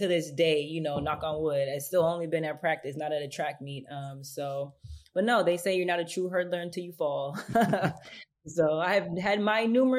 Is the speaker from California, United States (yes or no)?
yes; Los Angeles, California, United States; I'm originally from Los Angeles, California. So being from South Central, it kind of is helpful for you to kind of keep yourself busy